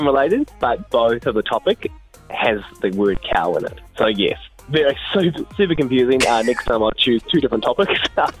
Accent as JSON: {"language": "English", "country": "New Zealand", "accent": "thick Kiwi", "said": "Maybe it's my thick Kiwi accent."}